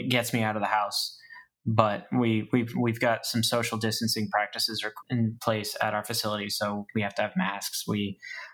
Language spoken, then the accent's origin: English; Maine, United States; now in Florida, United States; I'm from Maine originally. I moved to Florida for a reason.